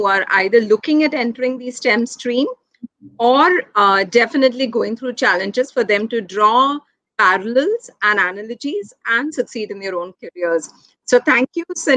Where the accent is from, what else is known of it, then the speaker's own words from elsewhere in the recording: Mumbai, Maharashtra, India; I'm somebody who's born and raised in Mumbai